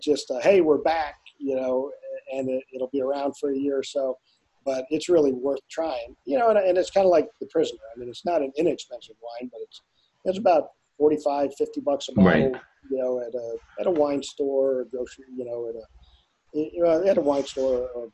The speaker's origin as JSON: {"language": "English", "town": "Douglas", "region": "Arizona", "country": "United States", "tie": "born or raised there", "said": "I grew up down on the Mexican border here in a little town called Douglas, Arizona"}